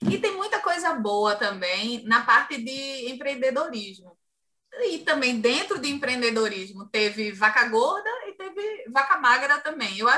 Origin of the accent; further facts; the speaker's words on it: Ceará, Brazil; accent: Cariri; eu sou cearense e trago um sotaque carregado ainda do Cariri, sabe, cearense? E hoje melhorou muito, mas naquela época é, era complicado.